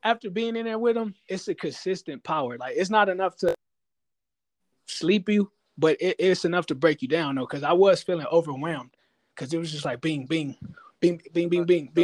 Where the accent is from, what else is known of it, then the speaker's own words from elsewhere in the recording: Inglewood, California, United States; I'm from Inglewood.